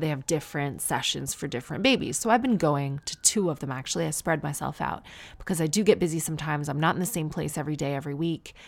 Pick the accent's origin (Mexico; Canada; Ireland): Canada; near Toronto, Ontario; moved away as an adult; now in United Kingdom; I'm from near Toronto.